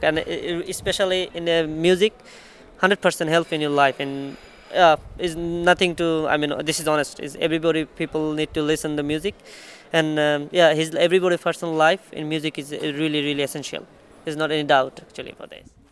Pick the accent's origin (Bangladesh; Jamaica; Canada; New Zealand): Bangladesh; moved away as an adult; now in Portugal; I'm from Bangladesh